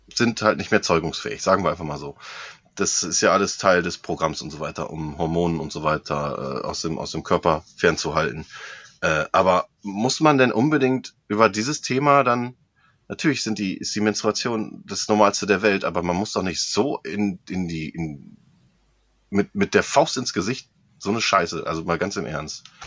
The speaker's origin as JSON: {"language": "German", "area": "hometown with the Aasee lake", "region": "North Rhine-Westphalia", "country": "Germany", "tie": "born or raised there", "said": "als ich über die Heimatstadt geflogen bin, so unseren äh, beliebten Aasee"}